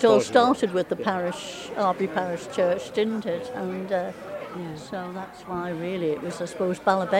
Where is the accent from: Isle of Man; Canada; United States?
Isle of Man; Colby; I don't live in Colby anymore, but I was born in Colby.